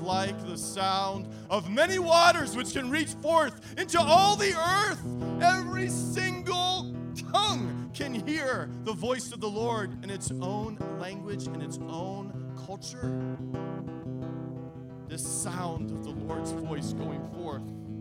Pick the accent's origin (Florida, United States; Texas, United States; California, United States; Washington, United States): Florida, United States; I was raised in Florida